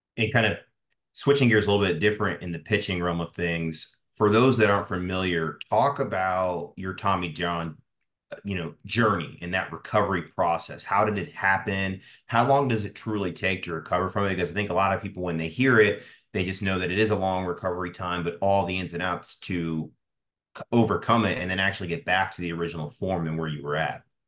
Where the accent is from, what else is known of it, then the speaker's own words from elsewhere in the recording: Tampa, Florida, United States; I'm from Tampa myself. I live here